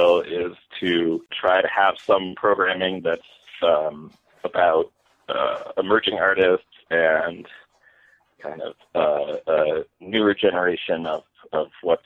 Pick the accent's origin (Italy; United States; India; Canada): United States; Stockbridge, Massachusetts; moved away as an adult; also born or lived in Lee, Massachusetts / New York City / Brooklyn; I grew up in Lee and Stockbridge